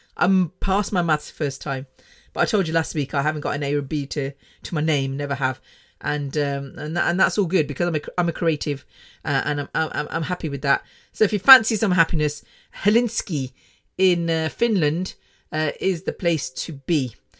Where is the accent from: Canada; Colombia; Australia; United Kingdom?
United Kingdom; Coventry, West Midlands; moved away as an adult; also born or lived in London; I was born, born and bred in Coventry.